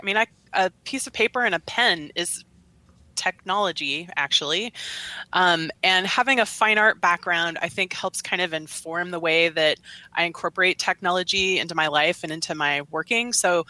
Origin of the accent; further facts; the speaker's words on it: Beaverton, Oregon, United States; also born or lived in Santa Fe; now in Boise, United States; I am from Beaverton, Oregon, which is a suburb of Portland.